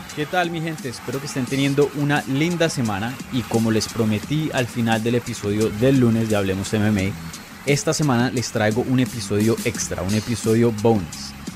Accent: Colombia; moved away; yo nací en Colombia

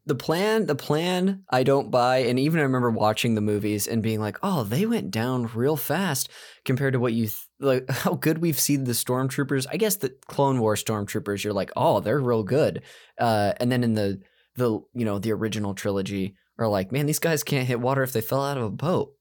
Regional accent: Modesto, California, United States; George Lucas is from my hometown. Uh, and I went to the same, like, high school and church as him.

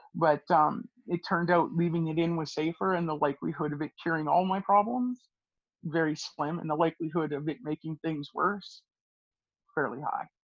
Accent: Edmonton, Alberta, Canada; I grew up in the Edmonton area in Alberta

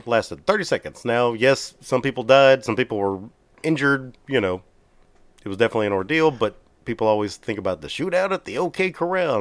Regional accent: Texas, United States

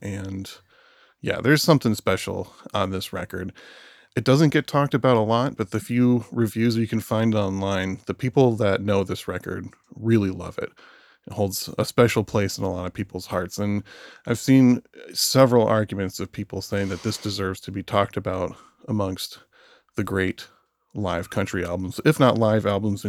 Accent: Michigan, United States; moved away; also born or lived in Philadelphia; I was born in Michigan

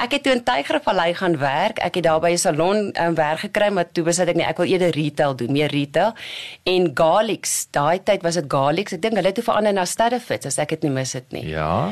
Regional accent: Kimberley, Northern Cape, South Africa; moved away as an adult; also born or lived in Warrenton / Jan Kempdorp / Bloemfontein; toe gaan ons Kimberley toe

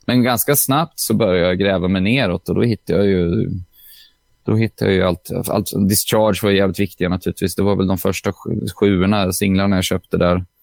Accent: Åtvidaberg, Östergötland, Sweden; jag är från Åtvidaberg

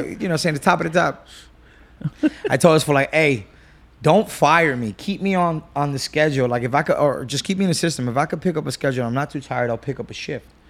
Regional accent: Whittier, California, United States; I grew up in Whittier, um, you know, Section eight. single mom

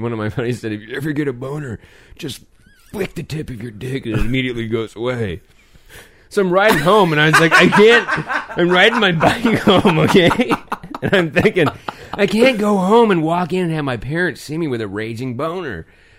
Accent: hometown of Oskar Blues brewery, Colorado, United States; now in North Carolina, United States; this is a brewery out of my hometown, Oscar Blues.

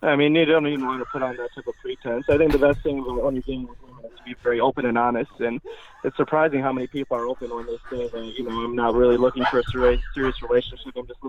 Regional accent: Michigan, United States; now in Los Angeles, United States; I grew up in Michigan

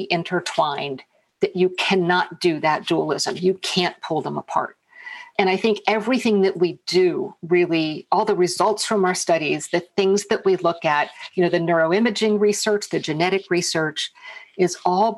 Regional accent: United States; I'm American

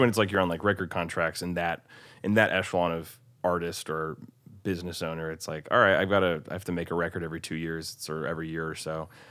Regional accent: Bellevue, Nebraska, United States; also born or lived in Omaha, Nebraska; now in Nashville, United States; I'm from Omaha, Nebraska originally, actually technically Bellevue, Nebraska

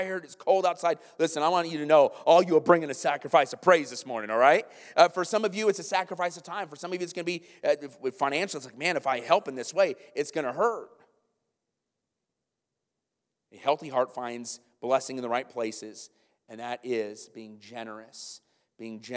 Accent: Iowa, United States; moved away; I'm from Iowa

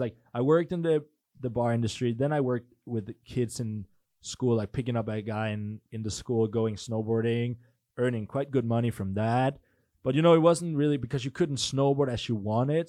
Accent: Denmark; also born or lived in Norway; I'm from Denmark

